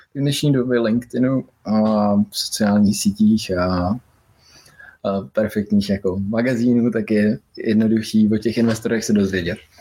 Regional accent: Czechia; Byl jsem první Čech

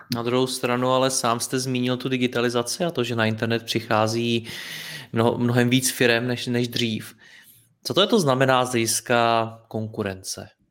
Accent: Czechia; jako Češi

